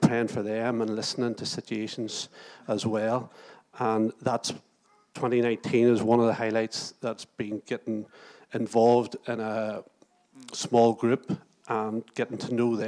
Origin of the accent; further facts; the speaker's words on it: Moira, Northern Ireland, United Kingdom; also born or lived in Lurgan; now in Portadown, United Kingdom; I was from Moira.